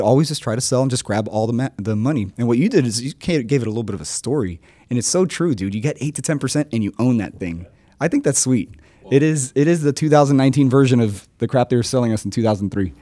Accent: Miami, Florida, United States; I'm from Miami

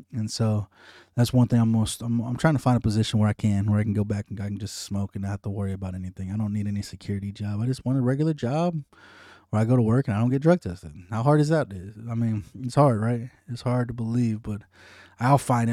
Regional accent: United States; as an American citizen

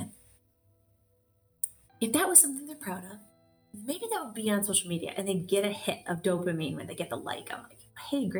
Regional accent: Michigan, United States; now in Charlotte, United States; I'm from Michigan

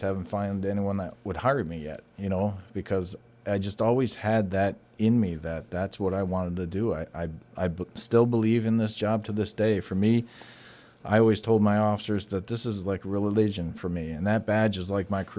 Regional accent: New York, United States; also born or lived in Latham, New York; However, when I was in high school, my father had relocated to Cortland County, New York, which is smack dab in the center of New York State

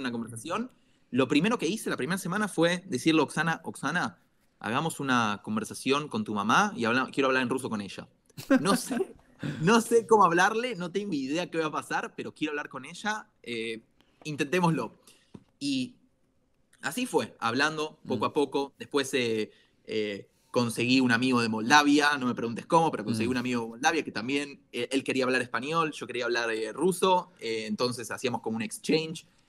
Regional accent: Argentina; now in Israel; soy un argentino que vive en Israel

